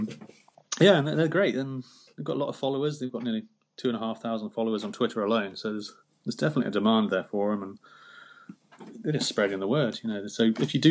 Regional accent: United Kingdom; we're British, it's part of our culture

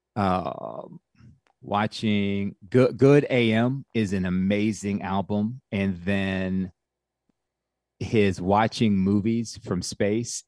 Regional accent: Atlanta, Georgia, United States; also born or lived in Clemson; I'm from Atlanta

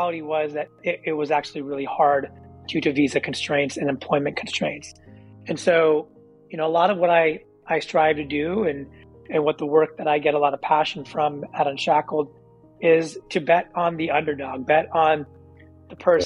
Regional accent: Silicon Valley, California, United States; being a kid born and raised in Silicon Valley

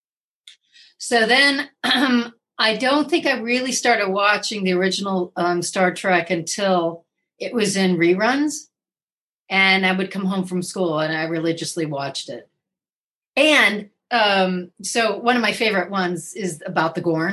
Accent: Fort Wayne, Indiana, United States; also born or lived in Minneapolis, Minnesota; I was born in Minneapolis, but I grew up in Fort Wayne, Indiana

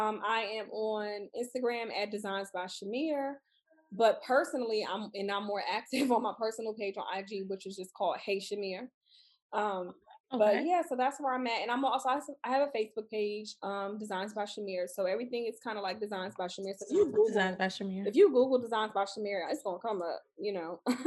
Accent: Houston, Texas, United States; and we're both from Houston.

